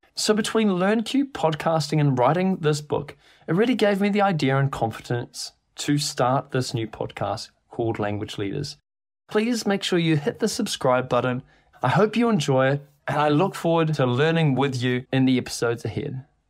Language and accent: English; New Zealand; moved away as an adult; now in London, United Kingdom; I live in London, but you also probably can tell from my accent I'm not actually from here. I'm from New Zealand.